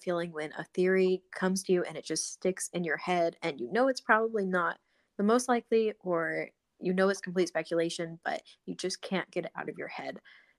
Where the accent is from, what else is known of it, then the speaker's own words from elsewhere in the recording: Central Illinois, United States; I was raised in Central Illinois